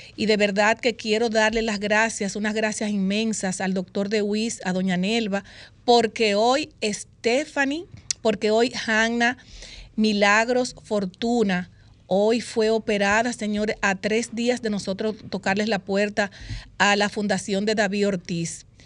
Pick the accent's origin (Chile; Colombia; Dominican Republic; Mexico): Dominican Republic; como dominicanos